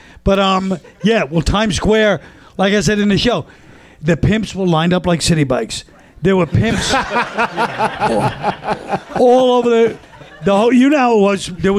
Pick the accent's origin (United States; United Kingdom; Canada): United States; New York City, New York; also born or lived in Hell's Kitchen, New York City; I'm not from Hell's Kitchen. You can be. I'm from Park Slope.